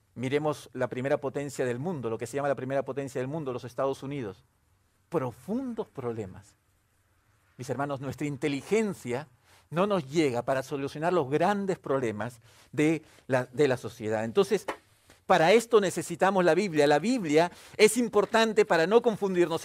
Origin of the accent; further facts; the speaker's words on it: Peru; yo soy de origen peruano, soy, soy peruano de origen